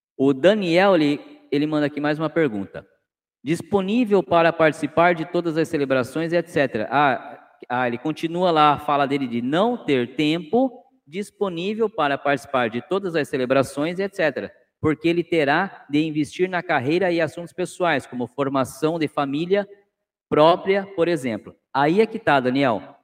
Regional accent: Cananéia, São Paulo, Brazil; now in Sorocaba, Brazil; minha terra natal tem aí de vocês, né? Como eu já disse, eu sou de Cananéia

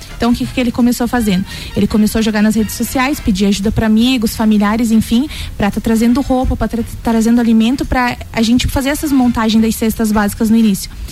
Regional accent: Joinville, Santa Catarina, Brazil; moved away as an adult; now in Lages, Brazil; faz sete anos que eu me mudei aqui para Laje, sou natural de Joinville

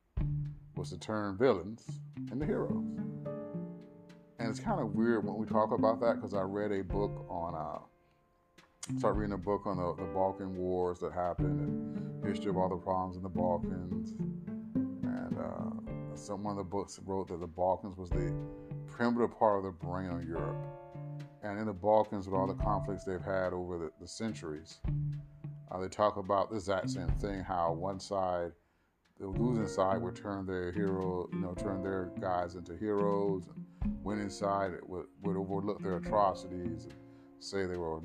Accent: the South, United States; growing up in the South

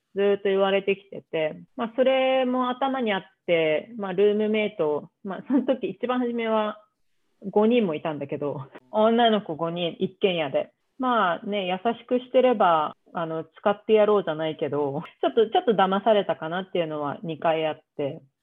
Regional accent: Tokyo, Japan; 東京出身で、東京から動いたことがない

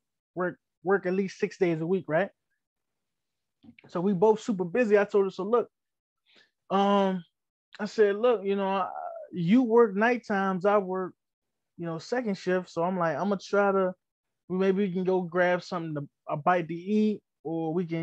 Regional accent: Washington, District of Columbia, United States; moved away; I'm from uptown. I'm from Northwest. Northwest, you're going to find Northwest DC

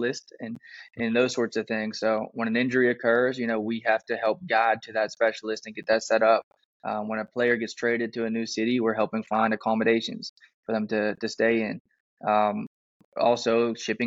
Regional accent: Pittsburgh, Pennsylvania, United States; moved away; I'm originally from Pittsburgh, Pennsylvania

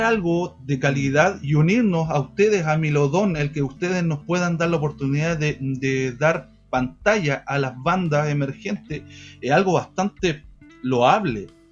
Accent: Chillán, Ñuble, Chile; el 70% de la banda eh, somos de acá de Chian

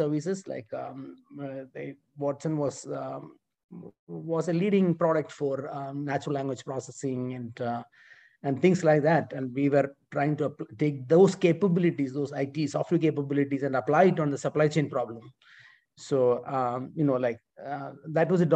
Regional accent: India; moved away as an adult; now in United States; I was born in India and I massively benefited from public education in India and then went to a military school there for my high school

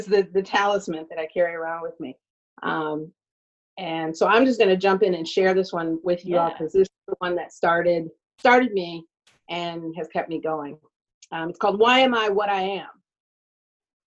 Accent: Detroit, Michigan, United States; I was at Friends School in Detroit. It was a Quaker school that used to be down at by Lafayette and St. Aubin. And I was attending there

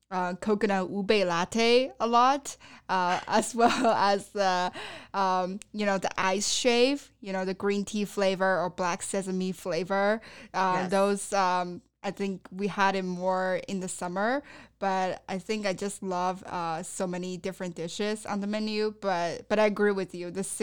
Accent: Sichuan, China; now in United States; one of the signature Sichuanese dishes that I grew up eating in Sichuan province.

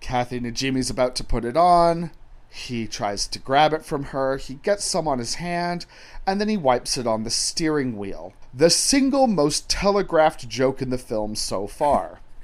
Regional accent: England, United Kingdom; I'm English

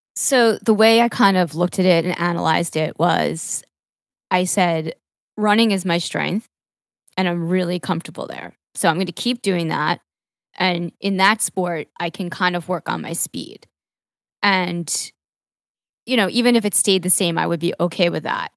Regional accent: Long Island, New York, United States; also born or lived in Manhattan; for the first decade or so of my life, I grew up in Long Island, which was actually not in the city, but on the beach, uh, and just in the suburbs

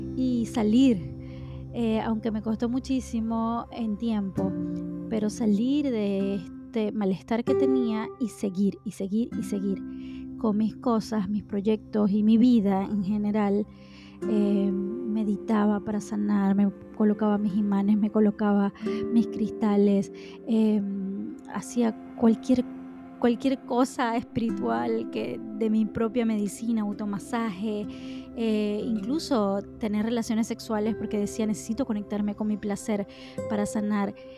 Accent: Maracaibo, Zulia, Venezuela; moved away; nosotros en mi país, los venezolanos, y específicamente o, más específicamente en mi ciudad que se llama Maracaibo

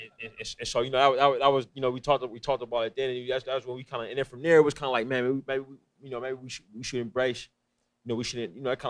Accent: East Bay, San Francisco Bay Area, California, United States; moved away as an adult; now in Los Angeles, United States; I'm from the East Bay

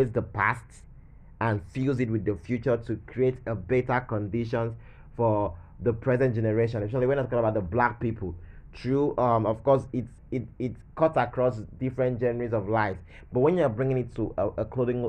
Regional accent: Nigeria; as a Nigerian, as a black person

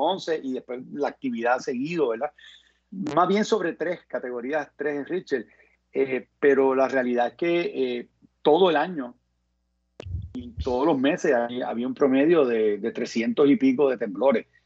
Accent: Carolina, Puerto Rico; also born or lived in New Orleans; crié en Isla Verde, eh, asistí al Colegio de la Piedad

